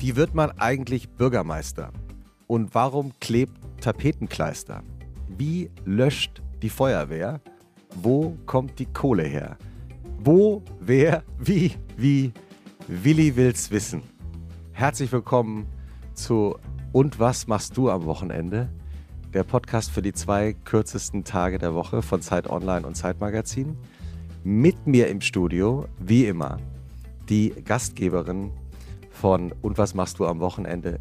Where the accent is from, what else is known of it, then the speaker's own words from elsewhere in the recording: Central Hesse, Germany; also born or lived in Giessen / Butzbach; die Region, in der ich aufgewachsen bin